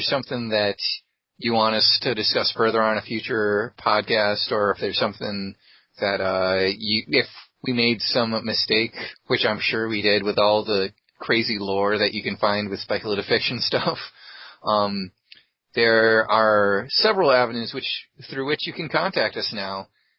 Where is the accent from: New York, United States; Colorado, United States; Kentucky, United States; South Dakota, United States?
New York, United States; Central; And I'm from Central New York.